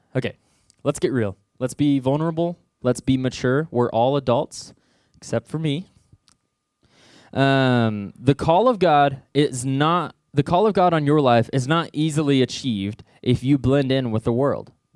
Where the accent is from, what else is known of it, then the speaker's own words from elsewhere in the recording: Southwest Missouri, United States; I'm originally from Southwest Missouri, little town called Knoll, forty-five minutes from here.